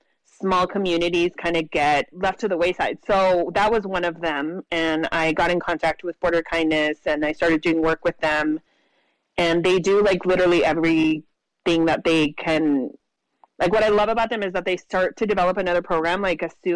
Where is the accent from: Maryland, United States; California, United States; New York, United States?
California, United States; Imperial County; now in San Diego, United States; I'm originally from Imperial County, which is like the rural desert area in California